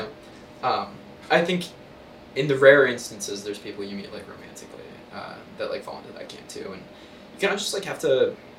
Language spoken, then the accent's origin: English; Oregon, United States; moved away as an adult; also born or lived in California; now in Chicago, United States; So I grew up in Oregon. Mm-hmm. I spent a couple of years in California. I went to school at UC Berkeley. Now I'm in Chicago